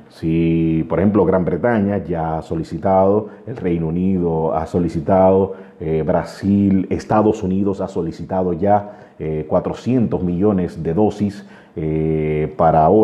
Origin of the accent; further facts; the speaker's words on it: Dominican Republic; Yo entiendo que ante todo somos dominicanos y quiero decirles a cada uno de ustedes de que mantengan la calma.